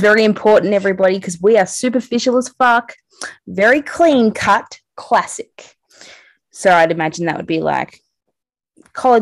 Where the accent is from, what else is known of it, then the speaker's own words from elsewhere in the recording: Australia; I'm Australian